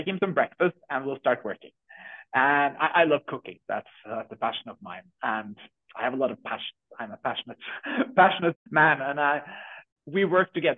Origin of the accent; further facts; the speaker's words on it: Norway; We're from Norway, so we're a small Norwegian startup. We're six people here in Norway building Curipod